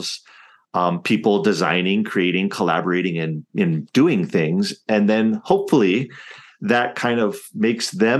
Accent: Hawaii, United States; I'm not Hawaiian, right? But I grew up here in Hawaii

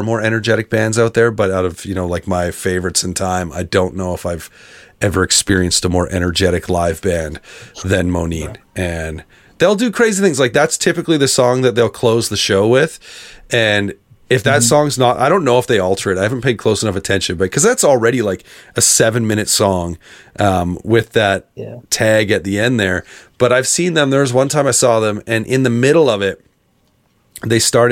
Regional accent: Canada; as a Canadian kid growing up in the emo world

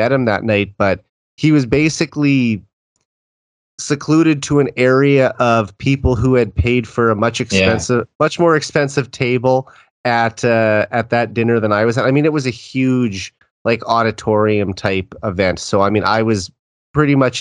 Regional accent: Saskatoon, Saskatchewan, Canada; my hometown of Saskatoon

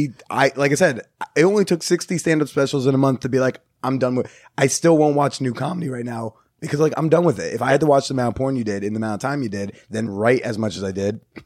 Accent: California, United States; I'm from Cali, like I got this.

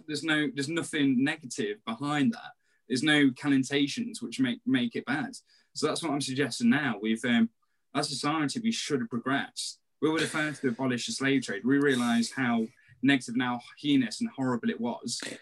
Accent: Nottingham, East Midlands, United Kingdom; we're from Nottingham

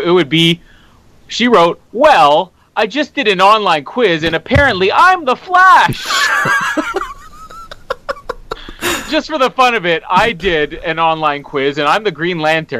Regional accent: Canada; I am Canadian.

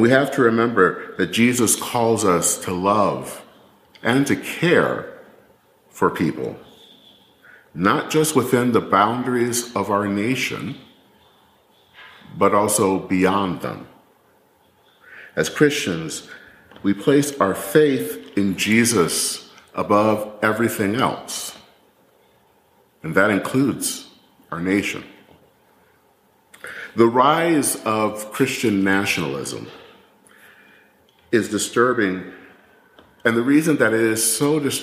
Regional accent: Michigan, United States; moved away; as a little kid back in Michigan, learning how to care for the flag in second grade

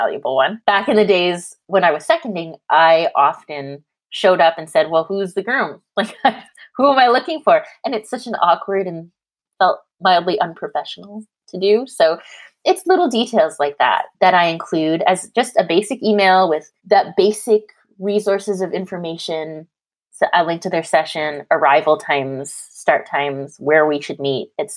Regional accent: Canada; now in California, United States; I'm Canadian, I live in California

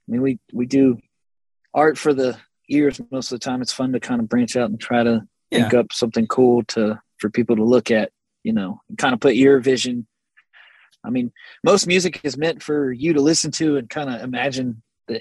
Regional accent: Texas, United States; We're from Texas

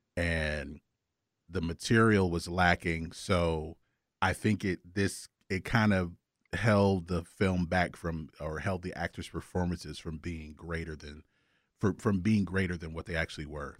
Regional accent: Augusta, Georgia, United States; I am from Augusta

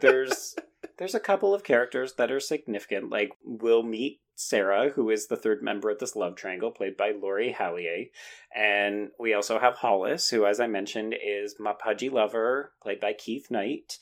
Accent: Canada; I'm a Canadian

